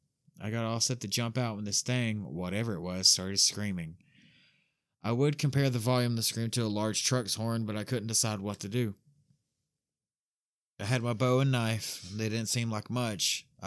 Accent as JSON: {"language": "English", "region": "New Jersey", "country": "United States", "tie": "born or raised there", "said": "I spent a lot of time in the Pine Barrens when I was growing up in New Jersey and had my share of strange experiences."}